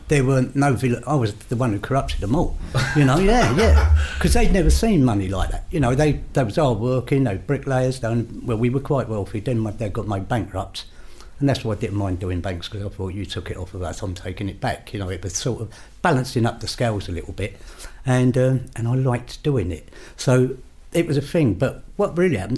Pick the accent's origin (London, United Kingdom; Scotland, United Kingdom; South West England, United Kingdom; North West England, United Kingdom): London, United Kingdom; I grew up in King's Cross area